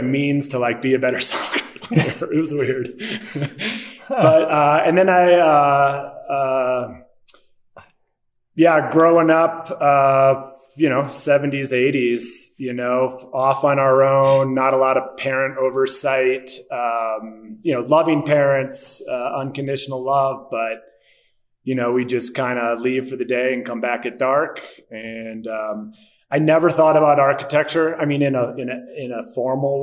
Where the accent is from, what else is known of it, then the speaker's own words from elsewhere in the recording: Milwaukee, Wisconsin, United States; moved away as an adult; also born or lived in Crested Butte, Colorado / Berkeley, California; now in Denver, United States; I was born and raised in Milwaukee, Wisconsin, kind of middle-class suburb